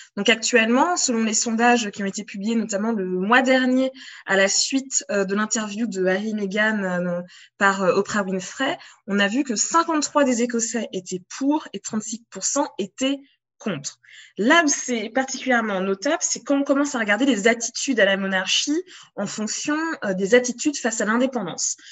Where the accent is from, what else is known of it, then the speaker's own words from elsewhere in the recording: France; en tant que française, en bonne française